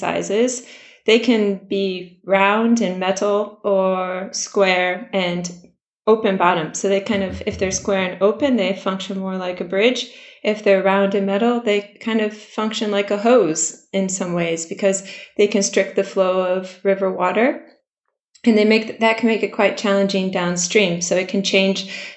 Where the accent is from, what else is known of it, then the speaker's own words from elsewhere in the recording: Michigan, United States; moved away as an adult; now in Swansea, United Kingdom; originally from the United States. Maybe the accent gives it away a bit. I grew up in Michigan, which is surrounded by water.